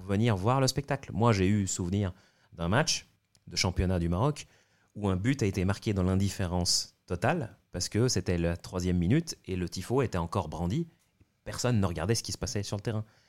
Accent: Tunisia; quand j'étais jeune et lycéen en Tunisie

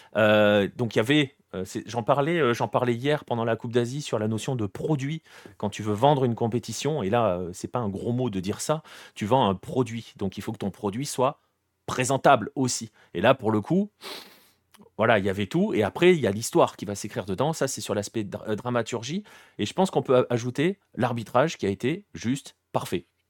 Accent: France; en tant que Français

